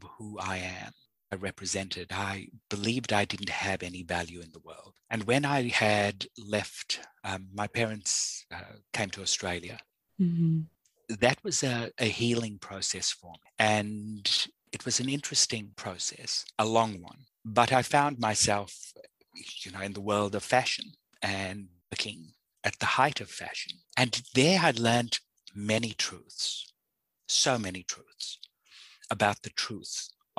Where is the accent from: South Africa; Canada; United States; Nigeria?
South Africa; born or raised there